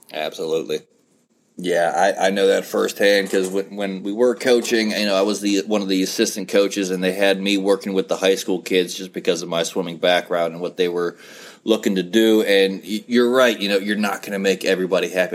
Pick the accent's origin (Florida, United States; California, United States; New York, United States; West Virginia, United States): West Virginia, United States; moved away; I'm originally from West Virginia, so I am a Mountaineer fan.